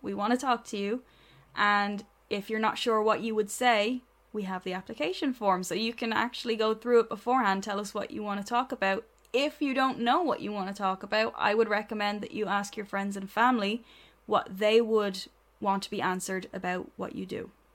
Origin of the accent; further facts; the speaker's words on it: Ireland; we're Irish